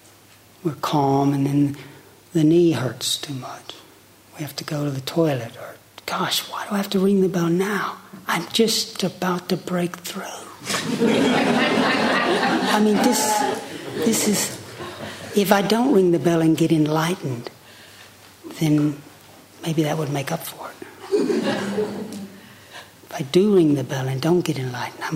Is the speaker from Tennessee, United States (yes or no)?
yes; Chattanooga, Tennessee, United States; I grew up on Lake Chickamauga, outside of Chattanooga, Tennessee